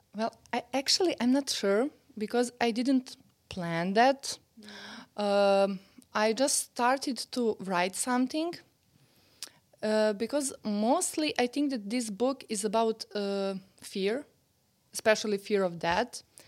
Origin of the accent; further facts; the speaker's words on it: Serbia; English is a second language; I'm from Serbia. Yeah. I live in Belgrade